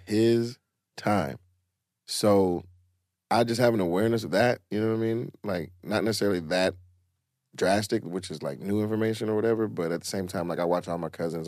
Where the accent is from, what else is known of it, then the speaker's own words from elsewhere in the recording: College Park, Georgia, United States; I'm from College Park